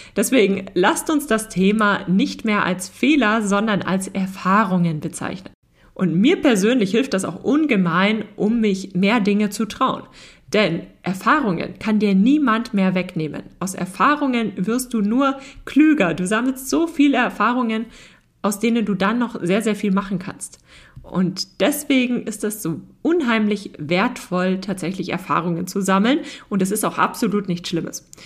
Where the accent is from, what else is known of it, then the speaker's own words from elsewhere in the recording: Germany; bei uns in Deutschland